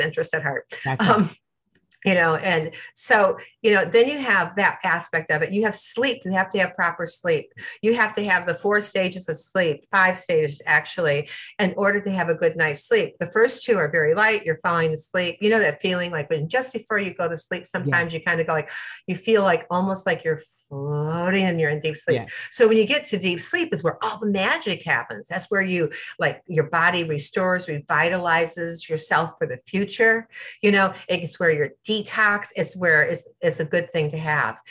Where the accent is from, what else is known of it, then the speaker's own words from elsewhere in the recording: Midwest, United States; I'm from the Midwest. We talk to everybody